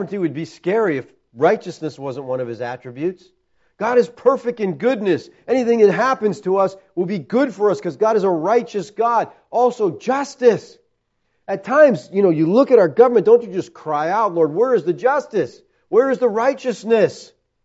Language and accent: English; United States; as American Christians